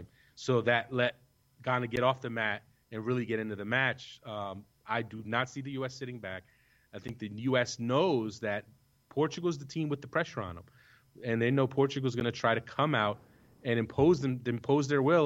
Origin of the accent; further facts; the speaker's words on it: United States; I am an American